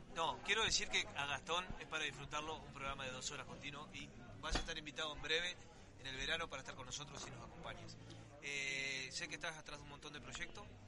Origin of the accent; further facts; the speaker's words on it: Uruguay; nosotros como uruguayos que tenemos grandes conocimientos, principalmente los que venimos del interior